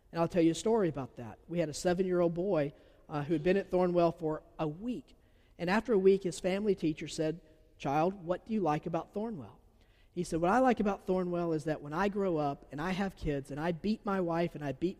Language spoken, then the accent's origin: English; Georgia, United States; accent: southern; I'm from Georgia. I have a southern accent